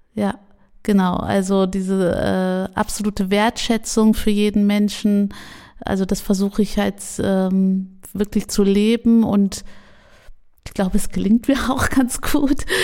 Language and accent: German; Jülich, North Rhine-Westphalia, Germany; Und jetzt bin ich in Jülich aufgewachsen